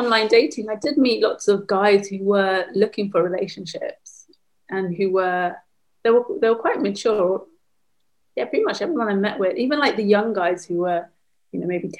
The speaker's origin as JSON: {"language": "English", "region": "London", "country": "United Kingdom", "tie": "born or raised there", "said": "In London."}